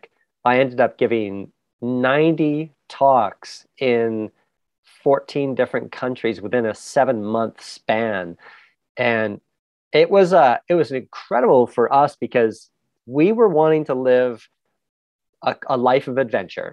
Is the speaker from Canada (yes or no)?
yes; Canada; also born or lived in England; I was born in England, raised in Canada